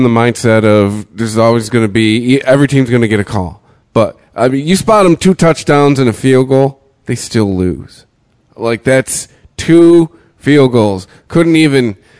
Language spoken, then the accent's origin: English; Detroit, Michigan, United States; we're from Detroit.